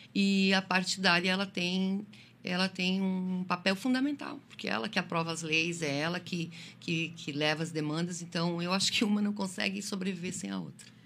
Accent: Lages, Santa Catarina, Brazil; moved away as an adult; also born or lived in Criciúma; now in Içara, Brazil; eu sou natural de Lages, né, na Serra Catarinense.

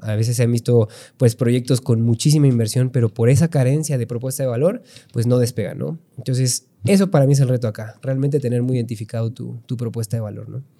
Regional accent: Pachuca, Hidalgo, Mexico; also born or lived in Puebla; tengo 32 años, soy de Pachuca

